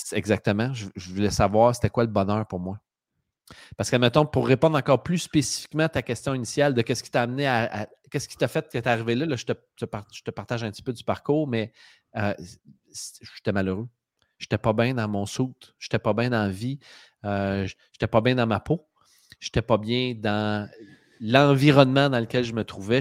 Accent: Drummondville, Quebec, Canada; je viens de Drummondville

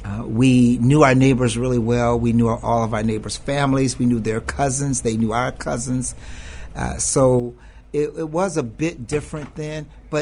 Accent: Chicago, Illinois, United States; from Englewood.

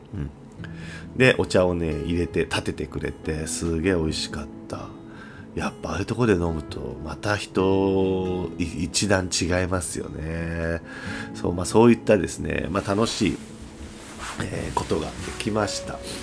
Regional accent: Aira, Kagoshima, Japan; moved away as an adult; also born or lived in Kumamoto / Saga; now in Tosu, Japan; 鹿児島で生まれて育って、高校生まで鹿児島にいて

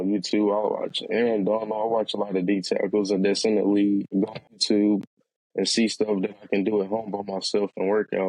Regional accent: Huntsville, Alabama, United States; I build stuff in my hometown.

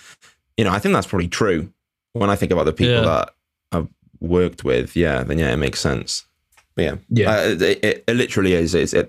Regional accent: Connecticut, United States; also born or lived in Surrey, England; now in Wales; I'm not from England. I'm from Connecticut.

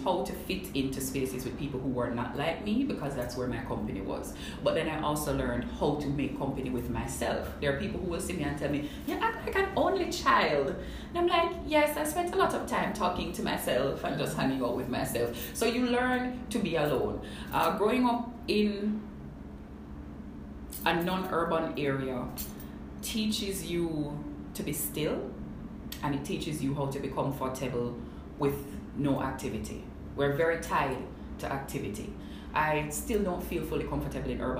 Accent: Linstead, Saint Catherine, Jamaica; also born or lived in Kingston, Jamaica; I grew up in Lindstedt, St. Catherine, from birth to maybe about 11-12. I moved into Kingston

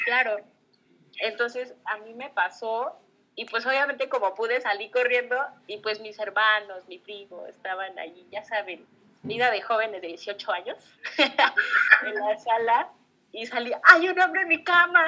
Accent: Xalapa, Veracruz, Mexico; moved away as an adult; viví aquí, pero pues que crecí en Jalapa

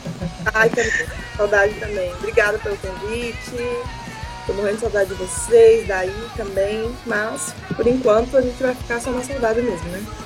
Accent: Northeast Region, Brazil; now in São Paulo, Brazil; eu sou nordestina também

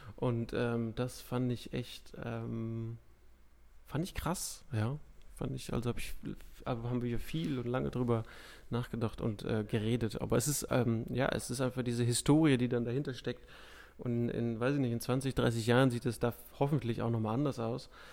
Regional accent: Ruhr area, North Rhine-Westphalia, Germany; aus meiner Heimatstadt sieht man das relativ häufig, dass echt so Häuser abgesackt sind über die Jahre

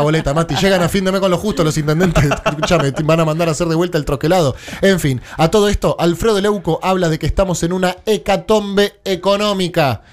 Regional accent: Argentina; somos argentinos

